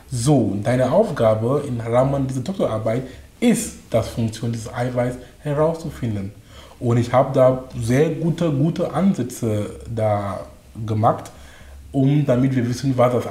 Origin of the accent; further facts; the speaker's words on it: Cameroon; German is a second language; moved away as an adult; also born or lived in Darmstadt, Germany / Munich, Germany / Duisburg-Essen, Germany; now in Germany; ich komme aus Kamerun ursprünglich. Ich bin nach Deutschland äh, vor fast 19 Jahren gekommen. Das war wegen Studium. Das heißt, ich war 22 Jahre alt damals